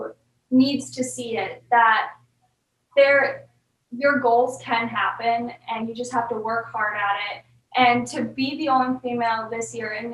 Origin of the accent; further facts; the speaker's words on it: Eagle River, Wisconsin, United States; Where I grew up in Eagle River, I'm so thankful I got to grow up there.